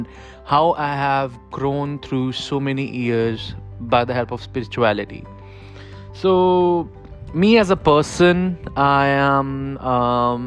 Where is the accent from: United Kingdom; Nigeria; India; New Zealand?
India; Kanpur, Uttar Pradesh; I am from Kanpur, which is in India